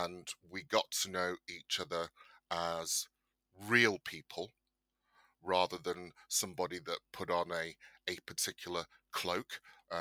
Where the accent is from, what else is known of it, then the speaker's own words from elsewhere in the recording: Bolton, North West England, United Kingdom; moved away as an adult; also born or lived in London; I am of Nigerian descent. I was born in Bolton, Lancashire.